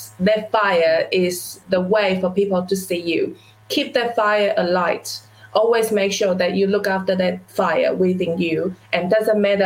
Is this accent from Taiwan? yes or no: yes; Taiwan; now in New Zealand; as a child growing up in Taiwan in a small village, I would never imagine that I would be sitting in New Zealand running my own business for the past 13 years